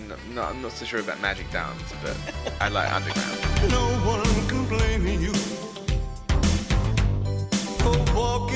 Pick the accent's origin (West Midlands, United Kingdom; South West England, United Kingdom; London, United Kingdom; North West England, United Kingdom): South West England, United Kingdom; Somerset; I'm from Somerset